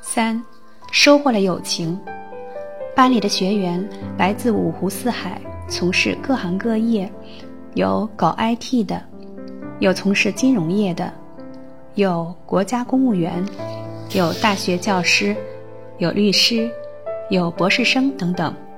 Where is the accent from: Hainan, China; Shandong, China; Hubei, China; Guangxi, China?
Shandong, China; 我来自山东，是名有着二十多年教龄的小学老师